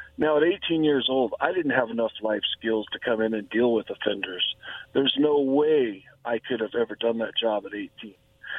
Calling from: La Grande, Oregon, United States; from La Grande, Oregon.

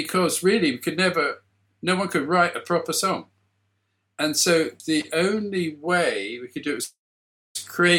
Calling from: South East England, United Kingdom; I'm sitting in my garden shed in West Sussex.

